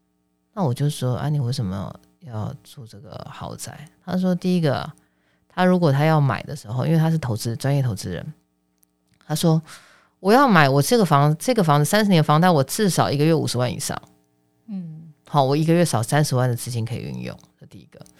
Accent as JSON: {"language": "Chinese", "country": "Taiwan", "said": "因为股票股，我台湾人，你看啊"}